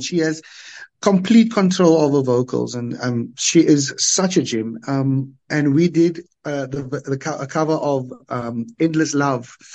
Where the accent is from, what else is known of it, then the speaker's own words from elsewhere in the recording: Cape Town, Western Cape, South Africa; growing up in the Cape Flats, every school had the do up groups